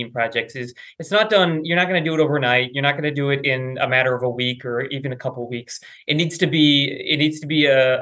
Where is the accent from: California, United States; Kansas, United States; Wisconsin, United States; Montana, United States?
Wisconsin, United States; I grew up in Wisconsin